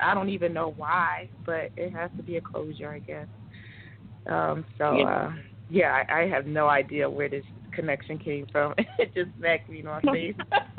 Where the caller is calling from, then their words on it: Georgia, United States; I'm calling from Georgia